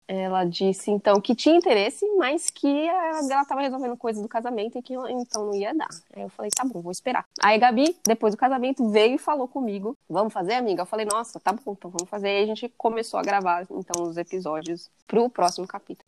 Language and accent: Portuguese; São Paulo, Brazil; moved away as an adult; also born or lived in England; now in Nebraska, United States; Eu nasci em São Paulo, morei em São Paulo minha vida toda, até 2016